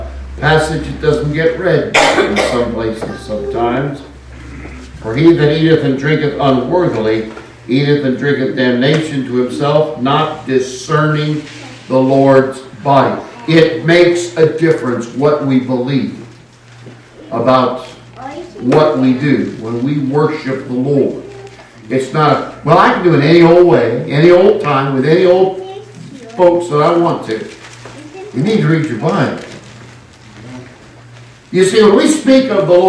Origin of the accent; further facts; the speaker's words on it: California, United States; I hail from California